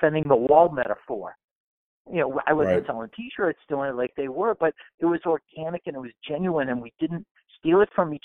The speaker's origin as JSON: {"language": "English", "town": "Weymouth", "region": "Massachusetts", "country": "United States", "said": "I'm from Weymouth, Mass"}